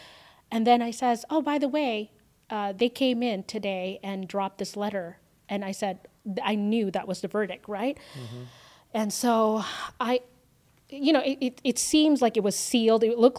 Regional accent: Canada; now in United States; the freedom that we have here in the U.S., I fought for that, and I'm Canadian

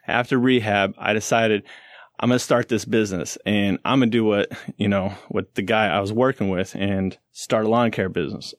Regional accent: St. Louis, Missouri, United States; I'm from Saint Louis

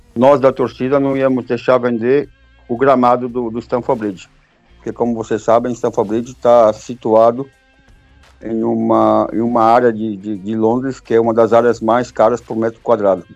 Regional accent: São Paulo, Brazil; moved away as an adult; also born or lived in Pouso Alegre, Minas Gerais; now in England, United Kingdom; Eu sou de São Paulo por morar em Pouso Alegre, em Minas Gerais

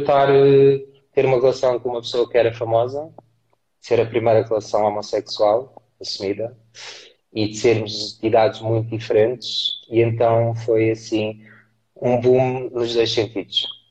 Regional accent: Castelo Branco, Centro, Portugal; moved away; also born or lived in Lisbon; eu vivia em Castelo Branco, eu, não, eu nasci em Lisboa, mas eu fui adotado, e os meus tios levaram para Castelo Branco

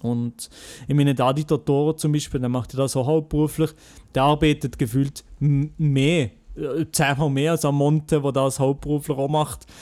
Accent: Switzerland; ich sage nicht, äh, wo ich herkomme, dass ich Schweizer mhm. bin

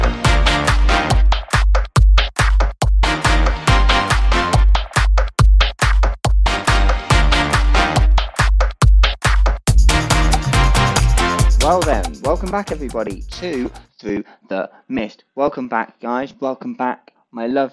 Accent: England, United Kingdom; I'm English

